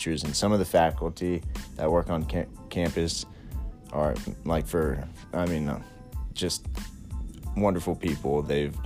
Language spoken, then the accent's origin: English; Houston, Texas, United States; now in Fort Worth, United States; my hometown of Houston, which is a great city in Texas.